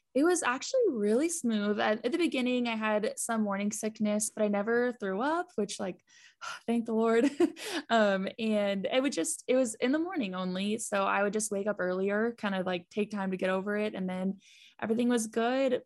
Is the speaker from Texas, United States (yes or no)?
yes; Texas, United States; we are from Texas